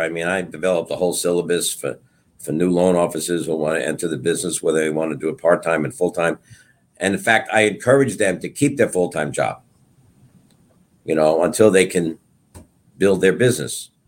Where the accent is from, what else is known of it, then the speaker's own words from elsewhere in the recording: Brentwood, New York, United States; also born or lived in Bayside, Queens / Setauket, New York; I grew up in Brentwood, taught in Brentwood